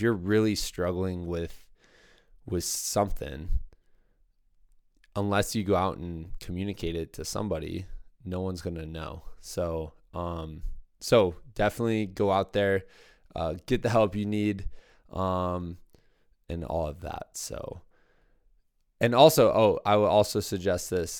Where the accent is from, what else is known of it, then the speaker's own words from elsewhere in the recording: Muscatine, Iowa, United States; my hometown, Muscatine, Iowa